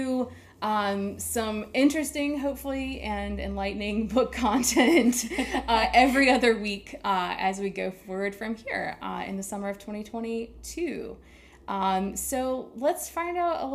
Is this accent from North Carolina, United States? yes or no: yes; Wilmington, North Carolina, United States; also born or lived in Scotland; I am also from Wilmington